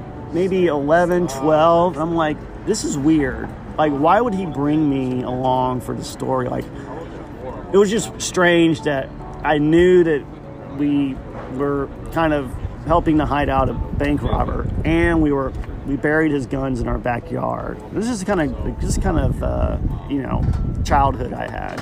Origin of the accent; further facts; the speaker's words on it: Blowing Rock, North Carolina, United States; we lived up in Blowing Rock, North Carolina